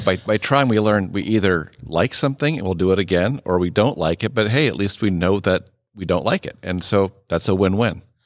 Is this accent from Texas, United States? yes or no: no; Iowa, United States; moved away as an adult; also born or lived in Wisconsin / Mississippi / Nebraska; I am also a native Midwesterner. I grew up in Iowa